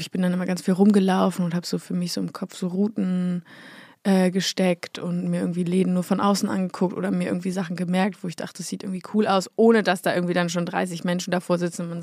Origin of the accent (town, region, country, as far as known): Berlin, Germany; born or raised there; moved away as an adult; now in Munich, Germany